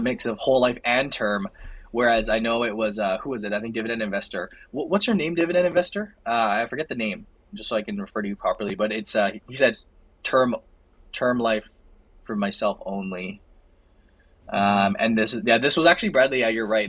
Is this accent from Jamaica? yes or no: no; Canada; We're the Canadian guys.